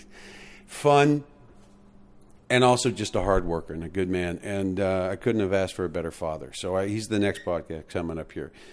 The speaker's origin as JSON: {"language": "English", "country": "United States", "said": "I'm American"}